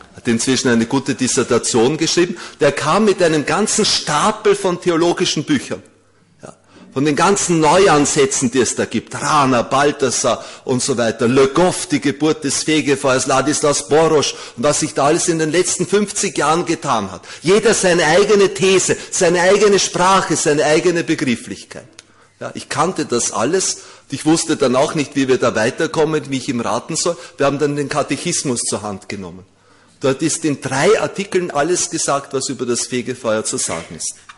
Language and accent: German; Vienna, Austria; In Wien, wir Wiener, ich bin ein gebürtiger Wiener